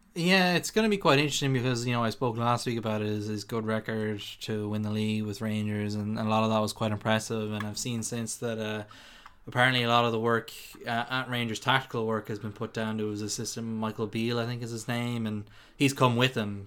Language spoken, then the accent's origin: English; Ireland; we're Irish